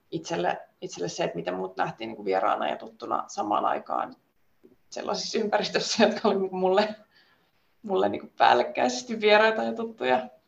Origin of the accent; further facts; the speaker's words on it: Finland; now in Sweden; Ja myös sit se tietysti, että mä tuun Suomesta Ruotsiin tekemään sitä